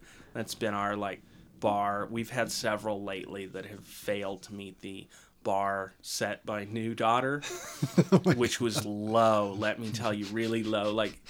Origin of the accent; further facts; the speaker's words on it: United States; Being American